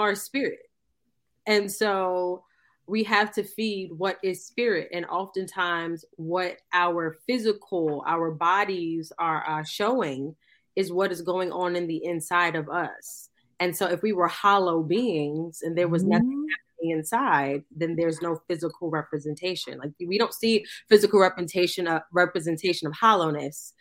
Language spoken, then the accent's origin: English; New York City, New York, United States; I grew up in Queens, New York.